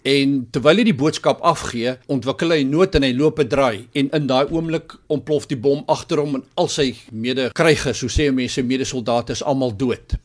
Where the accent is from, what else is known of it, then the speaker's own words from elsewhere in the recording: South Africa; ons as Suid-Afrikaners hier in die suidpunt van Afrika